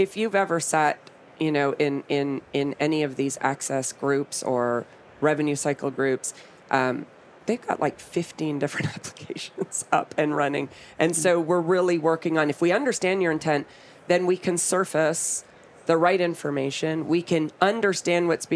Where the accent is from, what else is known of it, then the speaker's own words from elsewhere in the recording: Canada; I'm Canadian